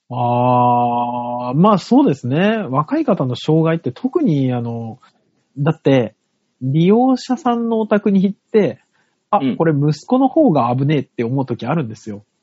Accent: Saitama, Japan; also born or lived in Tokyo; まあ最初ね、東京にいましたよ、何年か。で、まあ埼玉で育ってるんで埼玉出身ですけども

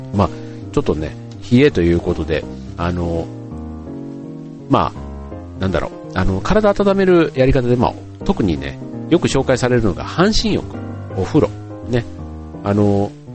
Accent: Funabashi, Chiba, Japan; 地元の船橋市

